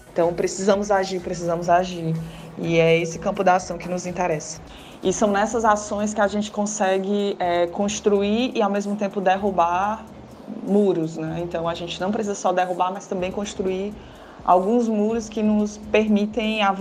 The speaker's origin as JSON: {"language": "Portuguese", "region": "Northeast Region", "country": "Brazil", "said": "nós que somos do Nordeste e temos esse trabalho que carrega em si as ranhuras de um corpo nordestino"}